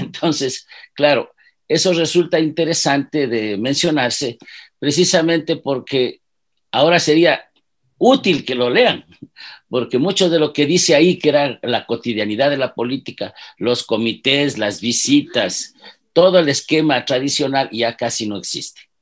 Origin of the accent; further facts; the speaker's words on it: Ibarra, Imbabura, Ecuador; Yo soy un chagra Nací en Ibarra, tengo 70 años.